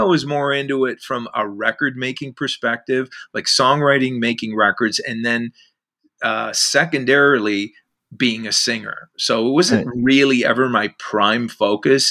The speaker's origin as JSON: {"language": "English", "town": "Whitby", "region": "Ontario", "country": "Canada", "tie": "born or raised there", "also_born_or_lived": "Oshawa / Ajax", "lives_now": "Oakville, Canada", "said": "I was actually born in Oshawa, but I grew up in Whitby and then Ajax."}